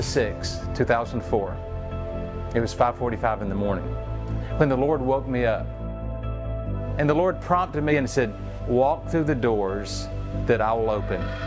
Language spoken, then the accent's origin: English; the South, United States; I'm from North and South Carolina